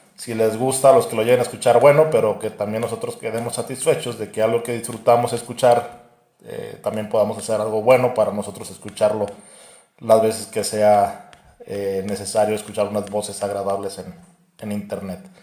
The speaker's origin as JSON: {"language": "Spanish", "town": "Irapuato", "region": "Guanajuato", "country": "Mexico", "said": "somos de Irapuato, Guanajuato"}